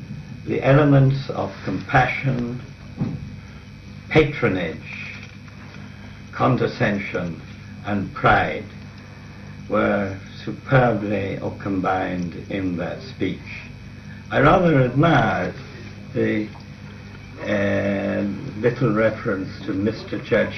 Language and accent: English; Ireland